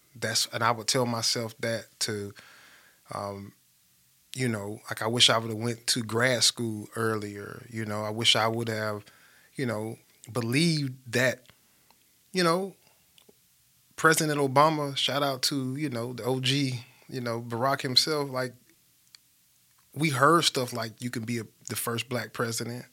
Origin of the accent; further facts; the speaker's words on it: Birmingham, Alabama, United States; I grew up in Smithfield, grew up in Smithfield Estates